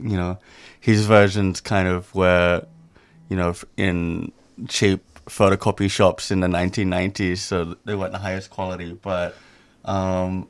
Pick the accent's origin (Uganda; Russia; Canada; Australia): Australia; Sydney, New South Wales; moved away as an adult; also born or lived in Indonesia; I'm originally from Sydney, Australia